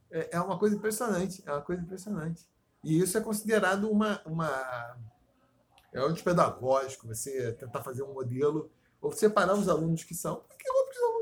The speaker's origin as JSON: {"language": "Portuguese", "town": "Paracambi", "region": "Rio de Janeiro", "country": "Brazil", "tie": "born there", "said": "Eu nasci em Paracambi, que é meio, porra, já quase Bolívia, né?"}